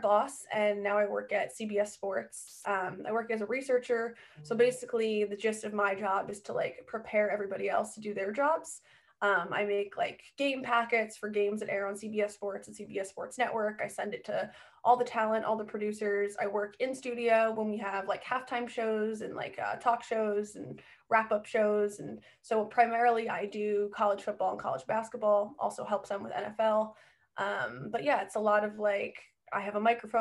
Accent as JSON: {"language": "English", "region": "New Jersey", "country": "United States", "also_born_or_lived": "South Carolina", "moved": "as an adult", "said": "I am from Jersey, grew up a Mets and a Jets fan."}